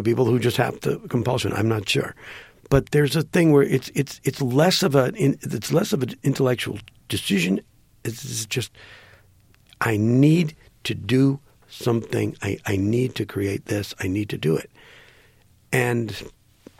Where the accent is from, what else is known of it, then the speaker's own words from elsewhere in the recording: Green Bay, Wisconsin, United States; I grew up in Green Bay, Wisconsin